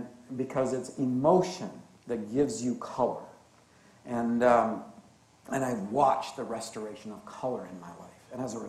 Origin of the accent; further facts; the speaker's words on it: Canada; born there; But I was born Canadian, and I love being Canadian